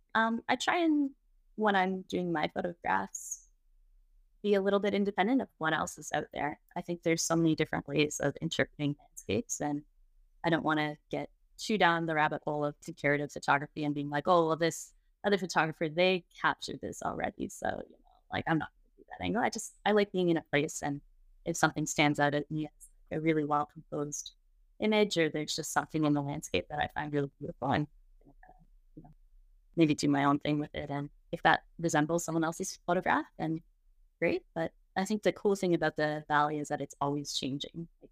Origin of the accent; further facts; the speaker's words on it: Toronto, Ontario, Canada; moved away as an adult; now in Calgary, Canada; I'm originally from Toronto. I escaped shortly after high school